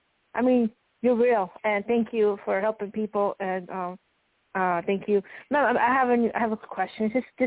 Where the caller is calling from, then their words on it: Arizona, United States; …, Arizona.